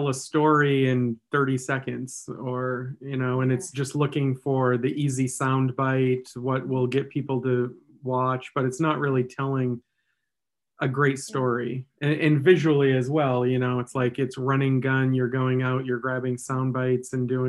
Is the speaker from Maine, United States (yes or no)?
yes; Maine, United States; And I had always wanted to make movies growing up in Maine and just didn't feel like there was an easy avenue.